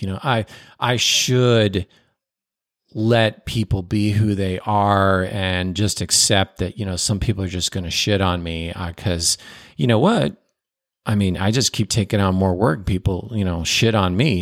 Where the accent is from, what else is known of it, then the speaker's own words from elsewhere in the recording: Chicago, Illinois, United States; I was born in Chicago